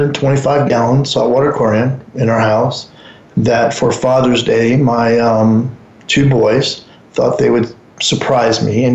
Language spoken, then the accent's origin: English; Albuquerque, New Mexico, United States; moved away as an adult; also born or lived in Elyria, Ohio; now in Hawaii, United States; I was born in a little town called Elyria, Ohio, and we moved out of there when mom packed all six of us kids, myself and five sisters, to Albuquerque, New Mexico, and pretty much lived there most of our life, all through high school and tech school and everything from there.